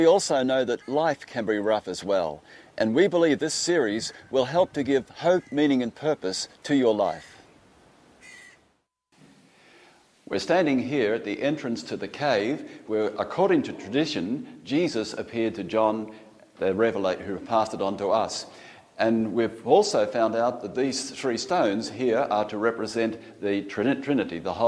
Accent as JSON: {"language": "English", "town": "Melbourne", "region": "Victoria", "country": "Australia", "said": "I'm from Melbourne in Australia"}